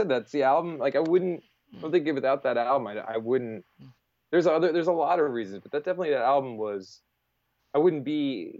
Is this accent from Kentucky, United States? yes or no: no; Colts Neck, New Jersey, United States; also born or lived in Staten Island; So I moved, I was in Staten Island and where I was born. And then I moved to New Jersey. I grew up in Colts Neck